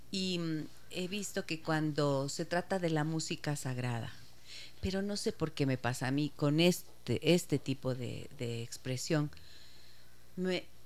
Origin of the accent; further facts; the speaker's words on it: Ibarra, Imbabura, Ecuador; soy de Ibarra, no me no conozco.